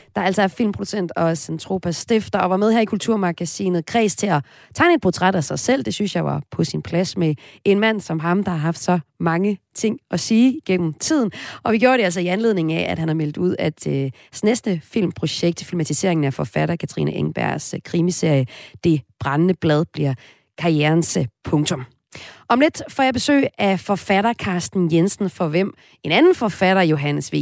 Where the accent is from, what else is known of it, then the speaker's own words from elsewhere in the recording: Himmerland, North Denmark Region, Denmark; Jeg er nemlig også fra Himmerland